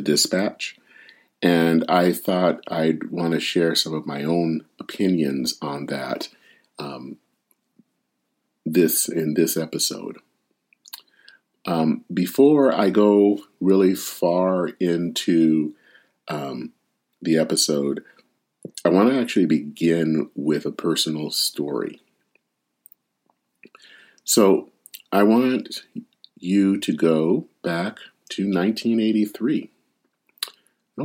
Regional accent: Flint, Michigan, United States; now in Minneapolis, United States; outside of my hometown of Flint

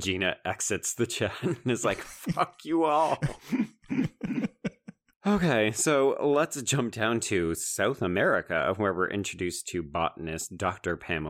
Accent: Canada; as a Canadian.

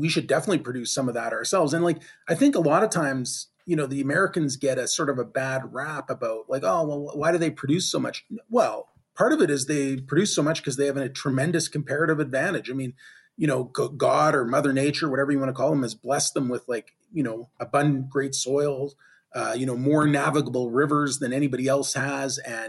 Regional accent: Canada; me being a Canadian

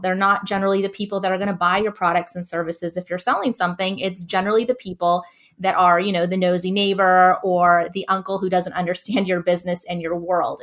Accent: Southern California, United States; also born or lived in Northeast United States; now in Northeast, United States; I live now in the Northeast, and I'm originally from Southern California

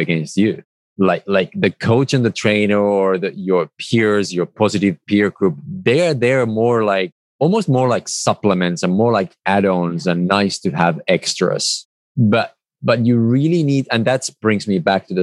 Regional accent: Finland; moved away; I come originally from Finland

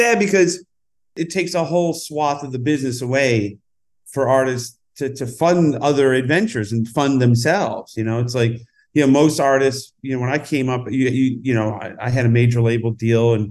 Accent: upstate New York, United States; now in Los Angeles, United States; I don't really have a hometown from upstate New York

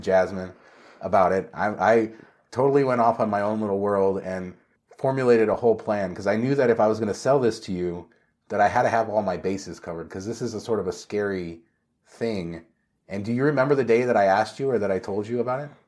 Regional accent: Northridge, California, United States; I grew up and lived in Northridge

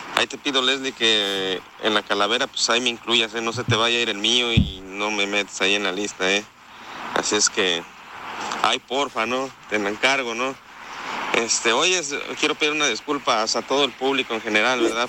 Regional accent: Puebla, Mexico; Yo soy aficionado del Puebla, ¿verdad? Un equipillo ahí medio malo, pero pues de allá soy

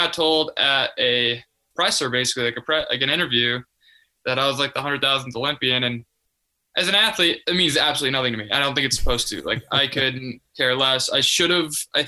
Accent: Chicagoland area, northwest suburbs of Chicago, Illinois, United States; I'm from the Chicagoland area, the northwest suburbs of Chicago, about a 40-minute drive outside of there.

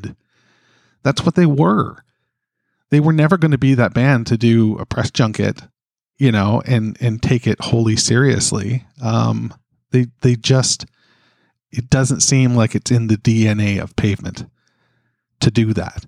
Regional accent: Canada; as a Canadian

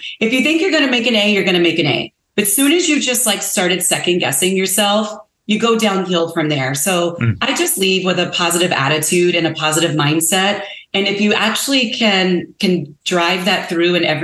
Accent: the South, United States; moved away; I am originally from the South. I mean, I'm from the South. So my Southern roots, when I go home, what my mother's going to make me is grits

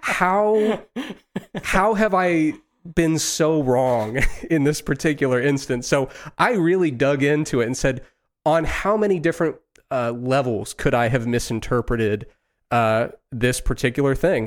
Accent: Ohio, United States; growing up in Ohio in the nineties

